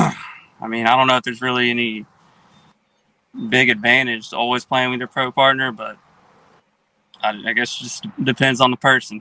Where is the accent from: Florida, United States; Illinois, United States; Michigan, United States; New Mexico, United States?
Florida, United States; We're both from Florida